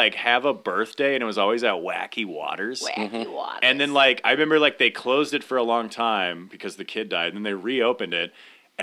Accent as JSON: {"language": "English", "area": "Bend", "region": "Ohio", "country": "United States", "tie": "born or raised there", "said": "my hometown in Bend, Ohio"}